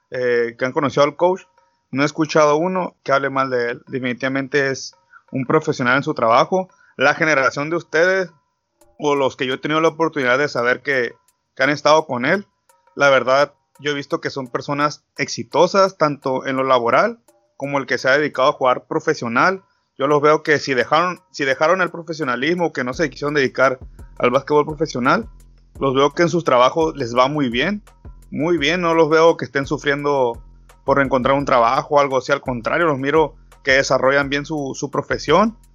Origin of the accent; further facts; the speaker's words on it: Mexico; Yo creo que siendo mexicano, no cualquiera puede presumir